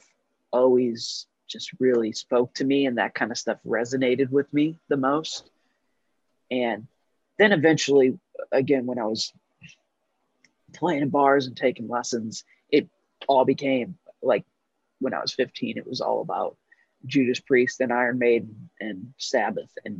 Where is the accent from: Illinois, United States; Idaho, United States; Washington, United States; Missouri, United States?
Missouri, United States; St. Louis; moved away; also born or lived in Los Angeles; growing up in St. Louis